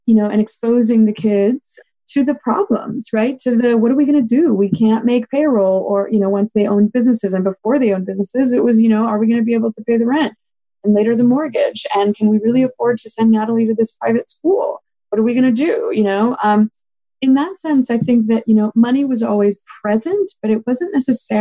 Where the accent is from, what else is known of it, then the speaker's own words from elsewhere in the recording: Los Angeles, California, United States; I grew up in Los Angeles with immigrant parents